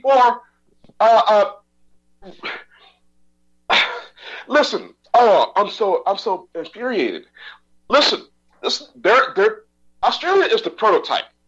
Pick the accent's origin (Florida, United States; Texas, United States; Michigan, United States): Texas, United States; I'm a Texan